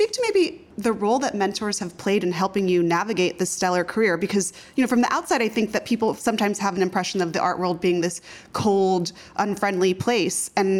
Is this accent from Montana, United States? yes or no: no; Kansas City, Missouri, United States; now in New York, United States; as a kid growing up in Kansas City, Missouri, very far from the New York art world